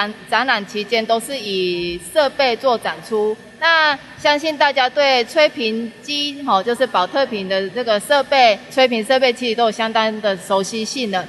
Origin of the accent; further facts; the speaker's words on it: Taichung, Taiwan; 因为我们都是台中人，